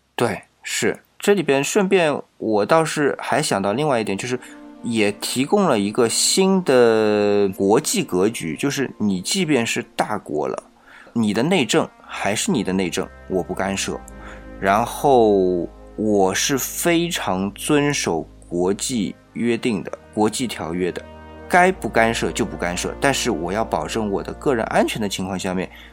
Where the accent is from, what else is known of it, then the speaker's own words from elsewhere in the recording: China; 我们是中国人